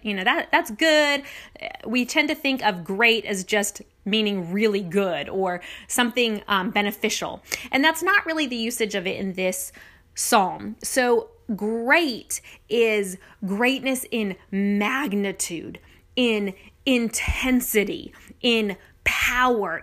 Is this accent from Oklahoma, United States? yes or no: no; Nevada, United States; now in Lafayette, United States; my home state of Nevada